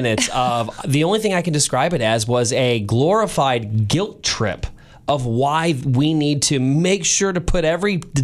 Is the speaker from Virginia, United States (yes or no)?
no; St. Louis, Missouri, United States; moved away as an adult; now in Kansas City, United States; you are like me and you grew up in St. Louis, you live in Kansas City now